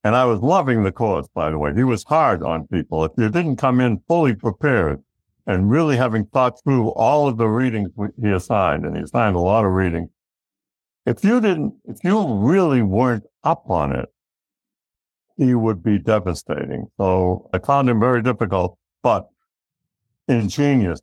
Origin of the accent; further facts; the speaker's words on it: Massachusetts, United States; we lived in a, a blue collar town just a little bit northeast of Boston, Massachusetts